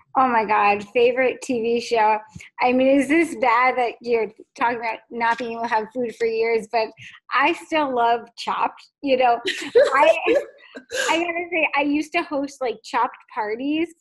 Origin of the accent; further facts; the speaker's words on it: Fairfield, Connecticut, United States; I grew up in, in Fairfield, Connecticut